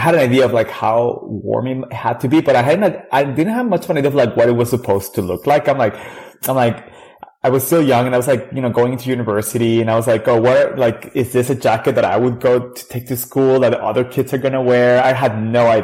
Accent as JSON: {"language": "English", "region": "Durango", "country": "Mexico", "tie": "born or raised there", "moved": "as an adult", "lives_now": "Canada", "said": "I grew up in Mexico, in a city in the north called Durango."}